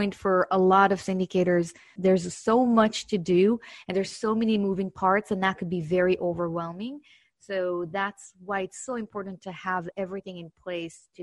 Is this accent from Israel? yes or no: yes; Israel; accent: Israeli; moved away as an adult; now in United States; I actually started my career back in 2007 in Israel, my accent.